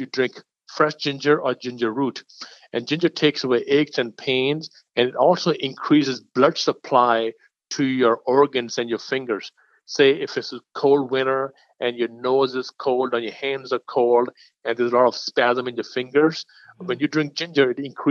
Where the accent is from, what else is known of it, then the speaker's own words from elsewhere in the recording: India; I'm from India.